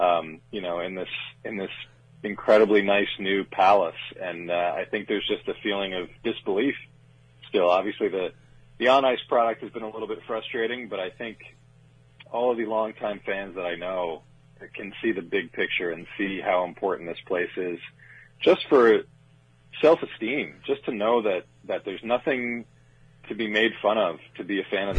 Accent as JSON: {"language": "English", "town": "New York City", "region": "New York", "country": "United States", "tie": "born or raised there", "said": "I grew up in New York City, pretty close to Madison Square Garden."}